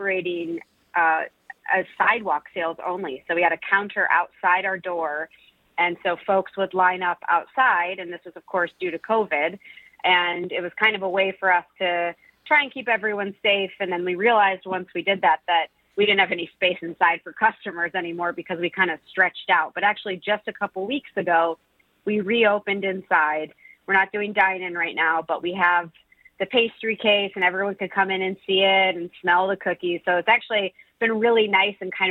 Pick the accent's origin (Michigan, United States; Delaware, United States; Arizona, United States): Michigan, United States; Milford; born or raised there; now in Detroit, United States